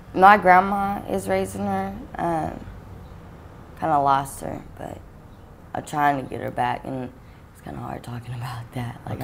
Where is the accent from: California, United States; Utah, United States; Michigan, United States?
California, United States; Sacramento; I'm from Sacramento, California.